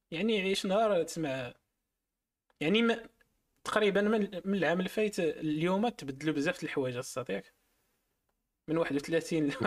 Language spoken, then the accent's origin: Arabic; Marrakesh, Marrakesh-Safi, Morocco; انا من مراكش داكشي علاش